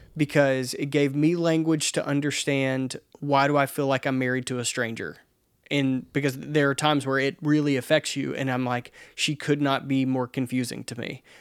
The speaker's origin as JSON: {"language": "English", "region": "the South", "country": "United States", "said": "I am a dude from the South"}